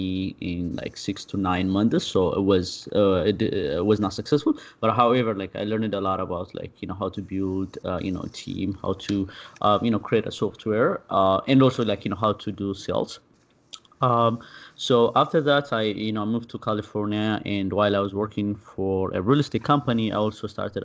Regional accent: Addis Ababa, Ethiopia; moved away as an adult; I'm originally from Ethiopia. I was born and raised there and lived there until I was, you know, close to 22.

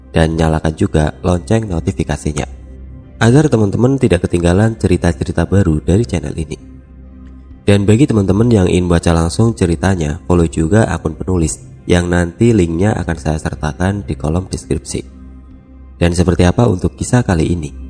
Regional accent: Kuningan, West Java, Indonesia; Kami berasal dari kota Kuningan. Oleh karenanya kami sudah sering mendaki Gunung Cermai ini karena jaraknya yang sangat dekat

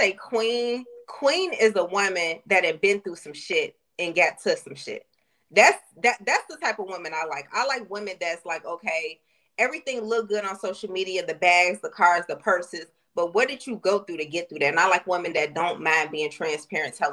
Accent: Chicago, Illinois, United States; I'm from Chicago.

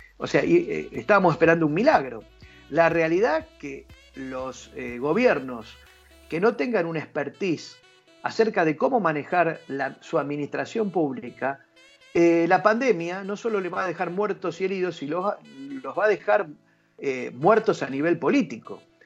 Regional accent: Argentina

